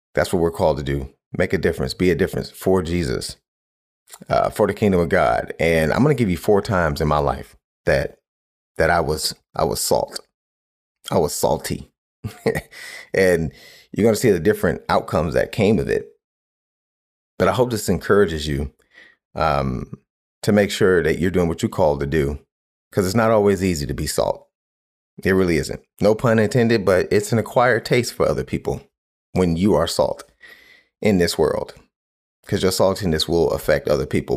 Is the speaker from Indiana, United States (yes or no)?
no; Cleveland, Ohio, United States; where I grew up in Cleveland